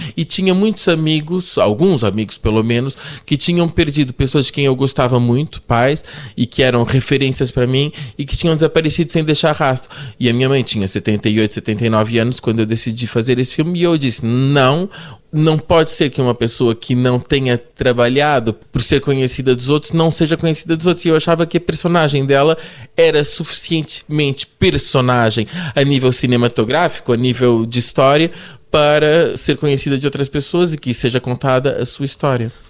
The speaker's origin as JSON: {"language": "Portuguese", "region": "Lisbon", "country": "Portugal", "tie": "born or raised there", "also_born_or_lived": "Brazil / Paris, France / Germany", "said": "É a cidade onde eu cresci desde os uh, eh, 11 anos."}